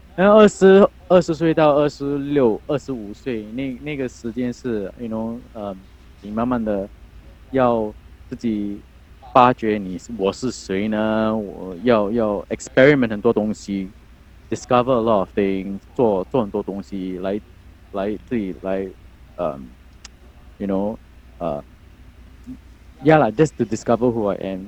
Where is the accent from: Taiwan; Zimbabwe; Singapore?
Singapore; 我们新加坡人叫，叫他菜饭